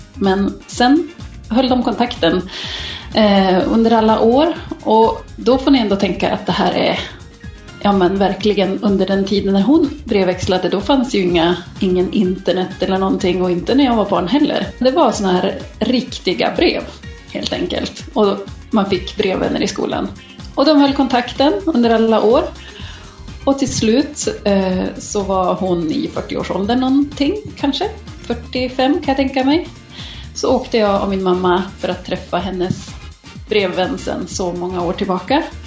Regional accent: Norrland, Sweden; jag kommer från Norrland

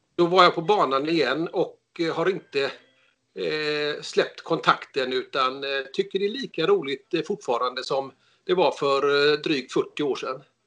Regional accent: Gothenburg, Västra Götaland, Sweden; Jag är från Göteborg

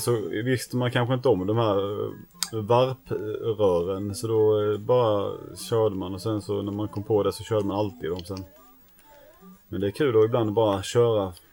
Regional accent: Näsum, Skåne, Sweden; när jag var liten bodde i Näsum så fanns det ingen pizzeria där i Näsum

